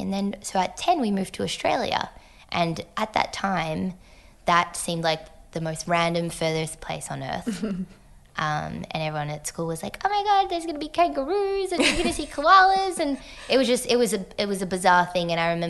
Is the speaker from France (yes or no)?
yes; France; moved away; also born or lived in United States / Hong Kong; So mum's American and dad's French. And so I think, yeah, so I was born in the States and then spent 4 years in Hong Kong, 5 years in France.